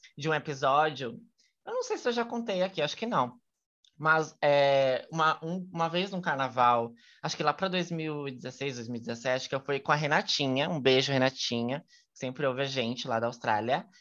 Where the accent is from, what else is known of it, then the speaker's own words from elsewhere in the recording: Brazil; eu sou brasileira